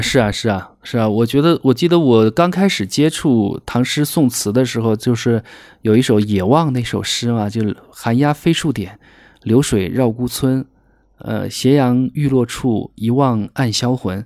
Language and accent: Chinese; Wuhan, Hubei, China; moved away as an adult; also born or lived in Serengeti National Park, Tanzania; now in Tanzania; 我是武汉人嘛，武汉有一个青山区，离我家是很近的